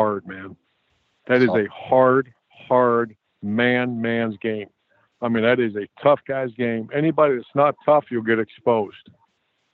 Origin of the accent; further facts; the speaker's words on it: Ohio, United States; I grew up in Ohio